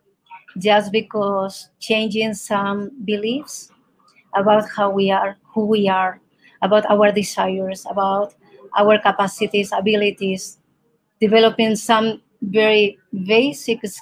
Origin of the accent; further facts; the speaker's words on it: Spain; first language Spanish; English is a second language; moved away as an adult; now in Colorado, United States; I am from Spain originally, but I'm living now in Colorado